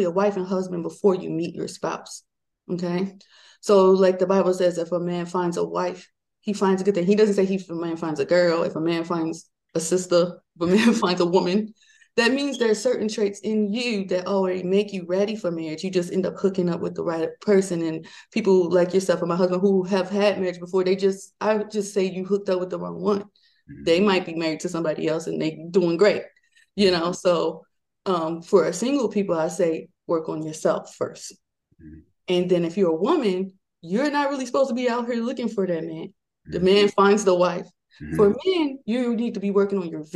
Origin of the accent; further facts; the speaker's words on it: Maryland, United States; moved away as an adult; I'm from Maryland, my husband's from Georgia